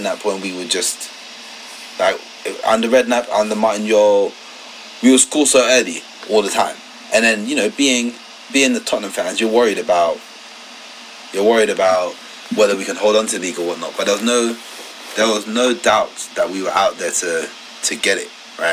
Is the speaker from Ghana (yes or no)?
yes; Ghana; I'm from Ghana, so a West African country